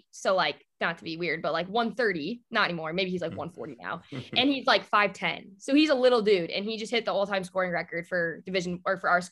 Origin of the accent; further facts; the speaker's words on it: Burlington, Wisconsin, United States; I'm from Burlington, Wisconsin. For you Dallas Cowboys fans, it's Tony Romo's hometown. And so I'm home.